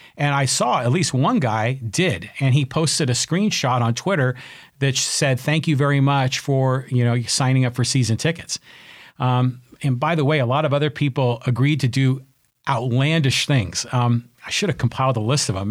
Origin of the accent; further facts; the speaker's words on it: San Francisco, California, United States; moved away as an adult; now in San Diego, United States; I was born in San Francisco, raised a Giants fan, and, um, Uh, I came, uh, to San Diego in eighty-two to go to college